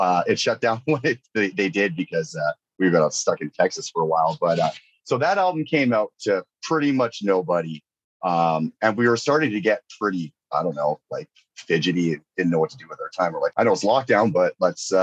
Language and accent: English; Northern British Columbia, Canada; I grew up in Northern BC